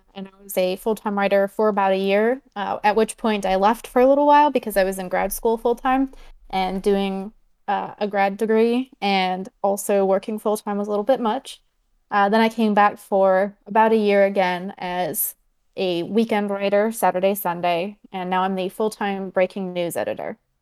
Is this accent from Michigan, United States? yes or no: yes; Michigan, United States; I grew up in Michigan